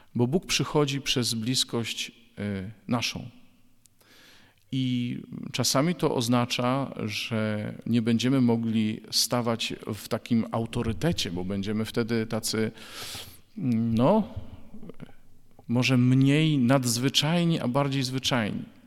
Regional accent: Bydgoszcz, Kuyavian-Pomeranian Voivodeship, Poland; w 1993 roku w Bydgoszczy, skąd pochodzę

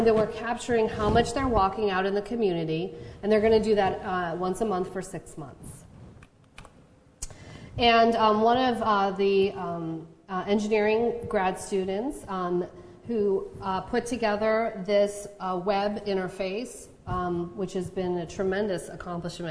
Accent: Chicago, Illinois, United States; now in Charlottesville, United States; Where I grew up in Chicago

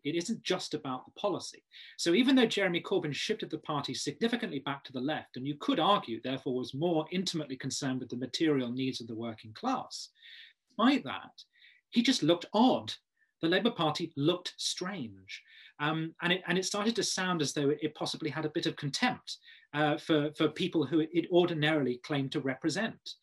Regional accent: Kent, South East England, United Kingdom; I'm from Kent

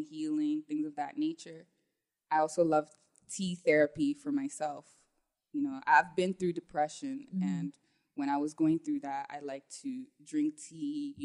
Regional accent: Toronto, Ontario, Canada; moved away as an adult; now in Ghana; Canada, in Toronto. I grew up there. I was born in Canada, and then I lived in Ghana for like maybe like some 4 years when I was a child. And then we moved back to Canada

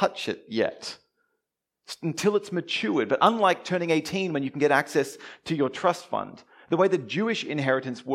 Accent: Melbourne, Victoria, Australia; now in Brisbane, Australia; all the way from sunny Brisbane, all the way down here to my hometown, Melbourne

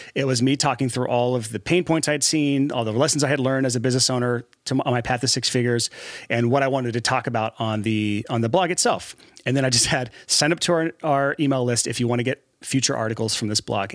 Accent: Alabama, United States; moved away; Born and raised in Alabama, and, uh, somehow made it out of what I call the trap, which is Alabama

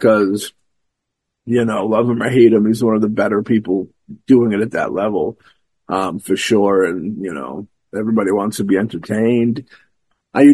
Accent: Hanover, Massachusetts, United States; my hometown of Hanover

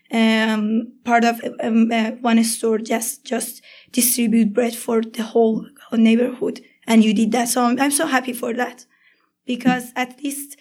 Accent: Iran; English is a second language; moved away as an adult; I'm from Iran

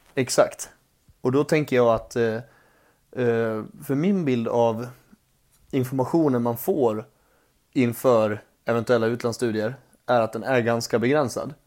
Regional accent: Borlänge, Dalarna County, Sweden; also born or lived in Mora; det är där jag växte upp, i Borlänge. Men mm. jag började min resa i Mora

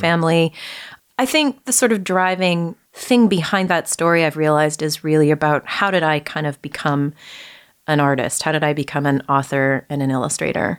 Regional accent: Vancouver, British Columbia, Canada; moved away as an adult; also born or lived in Toronto; I grew up uh, in Vancouver all the way through until uh, I finished high school. And then shortly after that, I uh, moved away to Toronto

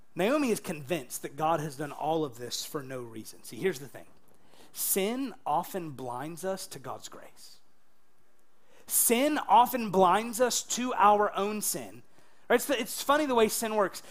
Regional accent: United States; I'm an American.

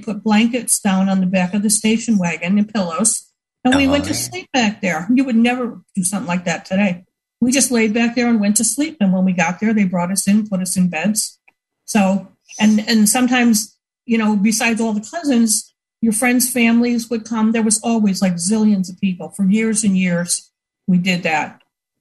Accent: Buffalo, New York, United States; I grew up in Buffalo and in Buffalo, New York

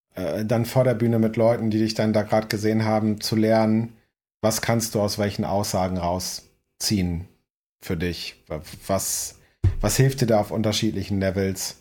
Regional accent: Northern Germany, Germany; moved away; als Norddeutscher hier

